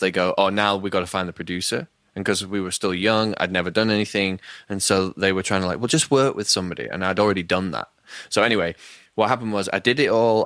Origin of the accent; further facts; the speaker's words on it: Leeds, Yorkshire and the Humber, United Kingdom; I'm from Leeds in, like, a northern town in England